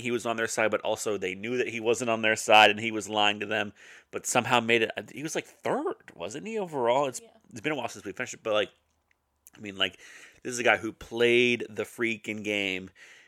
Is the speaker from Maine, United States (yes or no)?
no; Roanoke, Virginia, United States; Danville, right up the road from where I grew up in Roanoke, Virginia.